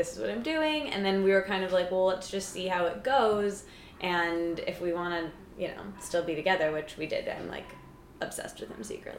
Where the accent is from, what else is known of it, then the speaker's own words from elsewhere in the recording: Michigan, United States; moved away as an adult; now in New York, United States; I'm from Michigan.